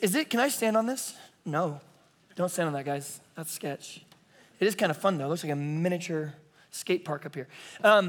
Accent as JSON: {"language": "English", "town": "Bakersfield", "region": "California", "country": "United States", "tie": "born or raised there", "also_born_or_lived": "San Diego, California", "said": "I was raised in Bakersfield, where the cows come from"}